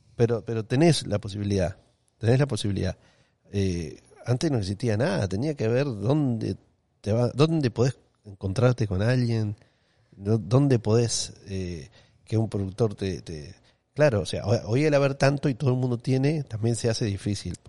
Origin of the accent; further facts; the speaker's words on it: Uruguay; moved away as an adult; now in Miami, United States; me quería ir de Uruguay para seguir mm. aprendiendo